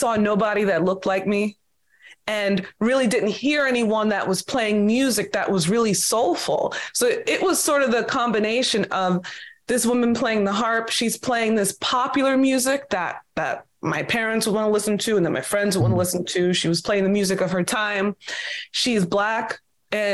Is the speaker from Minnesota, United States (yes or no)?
no; Long Island, New York, United States; I'm New York born and raised on Long Island